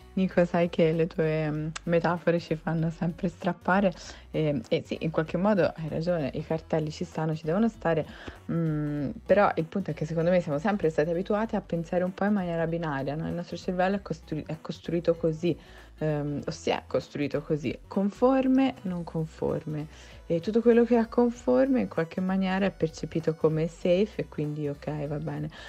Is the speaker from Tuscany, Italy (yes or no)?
yes; Tuscany, Italy; moved away as an adult; now in Milan, Italy; Siamo toscani.